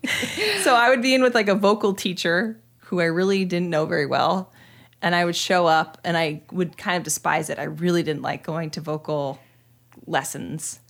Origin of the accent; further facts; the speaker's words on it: two hours north of Sacramento, Northern California, United States; moved away as an adult; I was born in Sacramento and then raised two hours north of Sacramento, inland